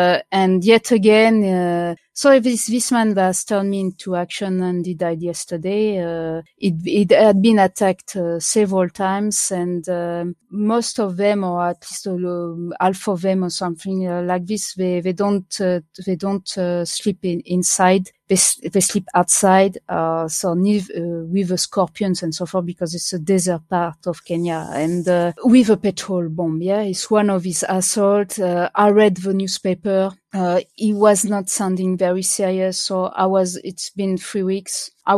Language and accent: English; France; born there; I was born in France where at the moment where it stopped being illegal, kind of, yeah.